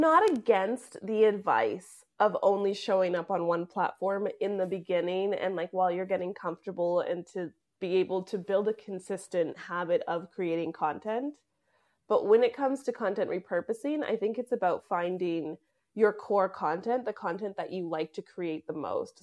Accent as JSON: {"language": "English", "country": "Canada", "moved": "yes", "said": "I am a Canadian who ran away from Canada"}